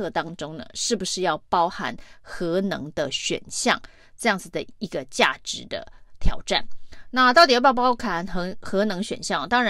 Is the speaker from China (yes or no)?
no; Taiwan; 其实作为台湾人呢，最重要的要学做自己的主人呢。